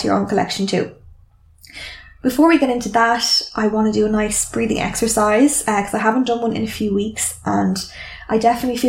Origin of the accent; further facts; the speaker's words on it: Ireland; I am Irish too